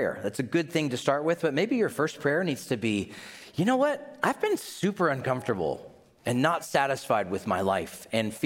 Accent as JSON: {"language": "English", "region": "Tennessee", "country": "United States", "tie": "born or raised there", "said": "I grew up in Tennessee"}